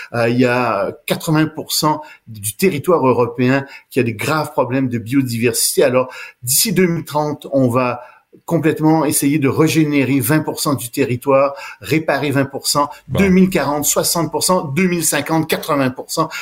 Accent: Montreal, Quebec, Canada; Je suis montréalais. Je suis né ici

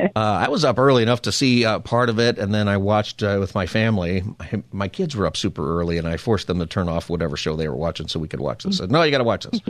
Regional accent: West Coast, United States; as an American, and West Coasters like you

